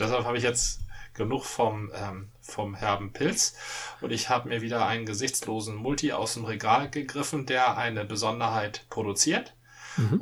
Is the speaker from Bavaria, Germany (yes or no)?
no; Dithmarschen, Schleswig-Holstein, Germany; da wo ich herkomme, war der Spiegel schon, also äh, da las man nicht den Spiegel